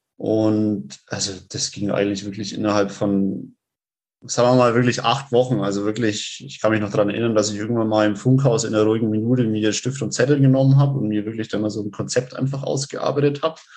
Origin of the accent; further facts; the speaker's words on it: Rednitzhembach, Bavaria, Germany; Ich äh, komme aus Rednitz-Hembach. Das ist äh, also im Landkreis Roth